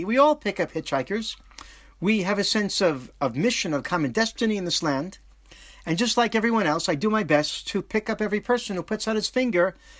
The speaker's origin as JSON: {"language": "English", "region": "New York", "country": "United States", "tie": "born or raised there", "moved": "yes", "lives_now": "Israel", "said": "I was born in New York into a Jewish family."}